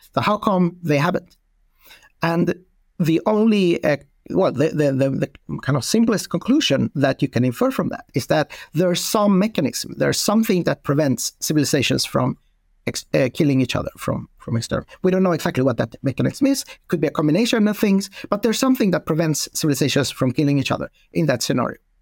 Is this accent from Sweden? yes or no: yes; Sweden; I'm from Sweden